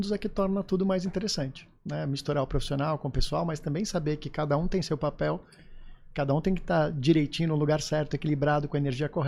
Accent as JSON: {"language": "Portuguese", "region": "São Paulo", "country": "Brazil", "moved": "yes", "lives_now": "Florianópolis, Brazil", "said": "sou, sou paulistano."}